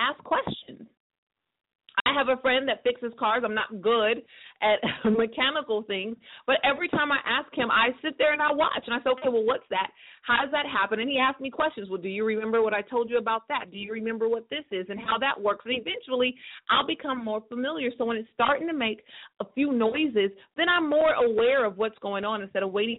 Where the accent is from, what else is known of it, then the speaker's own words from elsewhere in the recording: Northern California, United States; my hometown in Northern California